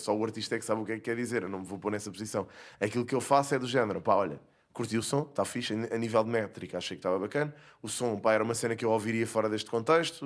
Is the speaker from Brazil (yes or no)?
no; Casal de Cambra, Lisbon, Portugal; cresci em Casal de Câmara